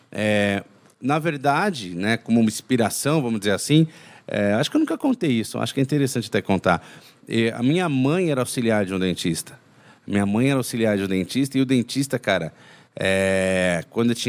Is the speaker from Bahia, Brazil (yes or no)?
no; São Paulo, Brazil; now in Minas Gerais, Brazil; Então eu sou de São Paulo, né? mas moro em Minas. E durante as minhas férias eu ia para São Paulo para curtir as férias